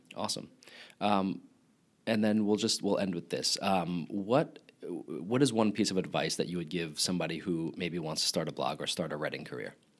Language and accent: English; Long Island, New York, United States; accent: Long Island; I am from Long Island